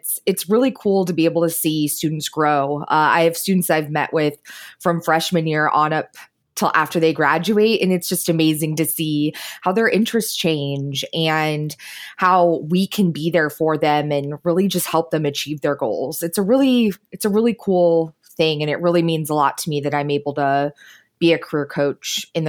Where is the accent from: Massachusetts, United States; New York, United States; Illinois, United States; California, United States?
Illinois, United States; and when people find out I'm from Illinois, The Simpsons.